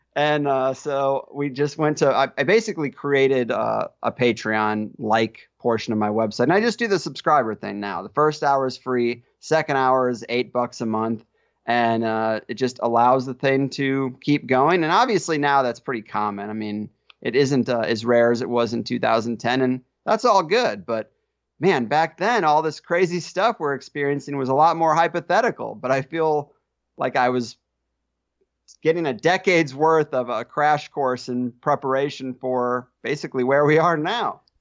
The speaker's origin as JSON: {"language": "English", "town": "Arnold", "region": "Missouri", "country": "United States", "tie": "born or raised there", "moved": "as an adult", "lives_now": "San Diego, United States", "said": "I grew up in Arnold, Missouri"}